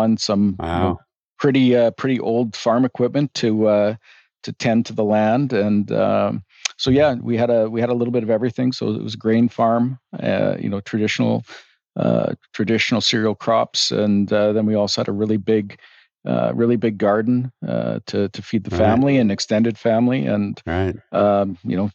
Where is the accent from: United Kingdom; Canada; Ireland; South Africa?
Canada; northern Saskatchewan; moved away as an adult; now in Calgary, Canada; I grew up on a small hobby farm in northern Saskatchewan